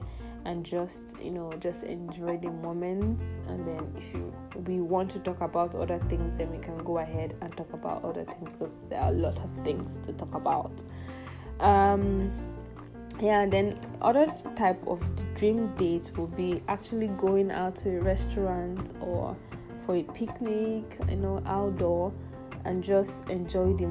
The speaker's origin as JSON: {"language": "English", "country": "Nigeria", "tie": "born or raised there", "also_born_or_lived": "southeast Nigeria / northwest Nigeria", "said": "I grew up in Nigeria, basically, in the southeast and in the northwest"}